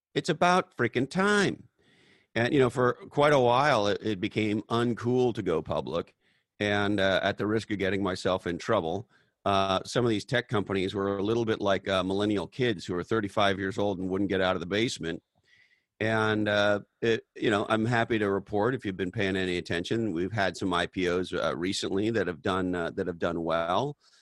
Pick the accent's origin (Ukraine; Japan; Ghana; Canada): Canada; now in United States; I was born in Canada